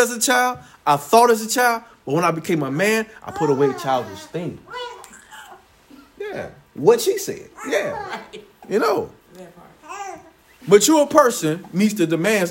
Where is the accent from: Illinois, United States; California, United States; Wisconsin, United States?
Illinois, United States; Chicago; I was born in Chicago